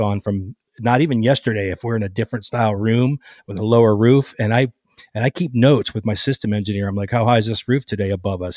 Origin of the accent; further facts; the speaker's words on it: Cleveland, Ohio, United States; moved away as an adult; also born or lived in Los Angeles; I grew up in Cleveland, Cleveland area